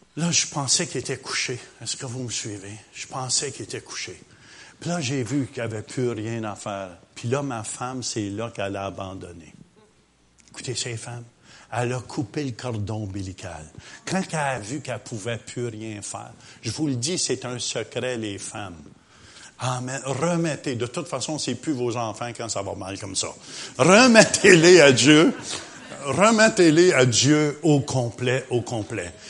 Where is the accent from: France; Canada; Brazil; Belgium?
Canada; Quebec